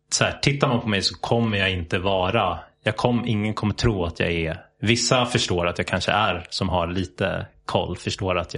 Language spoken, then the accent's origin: Swedish; Sweden; born or raised there